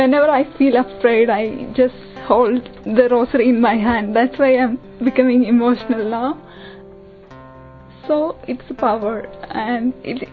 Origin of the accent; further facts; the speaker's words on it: Kerala, India; moved away as an adult; now in United Kingdom; I'm from Kerala.